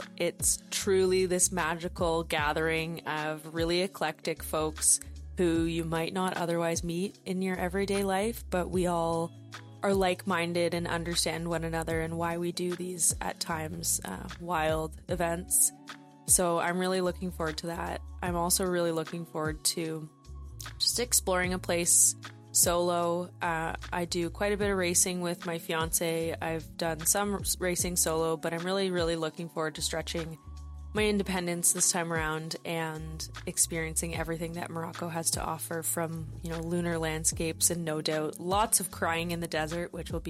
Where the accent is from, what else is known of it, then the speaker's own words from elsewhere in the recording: Vancouver, British Columbia, Canada; I'm from Vancouver, British Columbia, Canada.